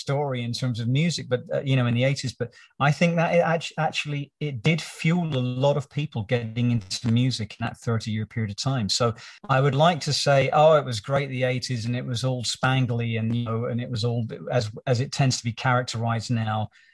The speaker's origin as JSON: {"language": "English", "country": "United Kingdom", "tie": "born or raised there", "said": "growing up in Britain as I did at that time"}